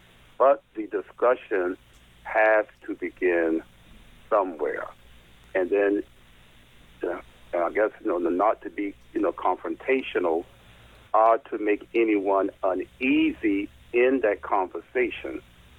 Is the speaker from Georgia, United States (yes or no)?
yes; Savannah, Georgia, United States; I'm from Savannah. I'm from St. Benedict the Most Parish at 556 East Gordon Street is my own parish.